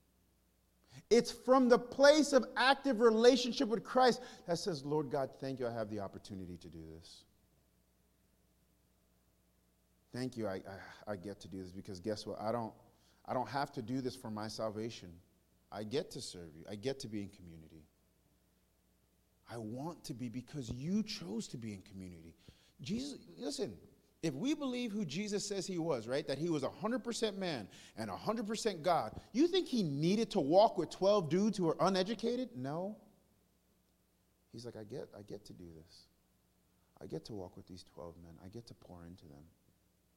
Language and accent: English; New York, United States; now in the South, United States; I'm from New York? From New York. It's a little different. I came to the South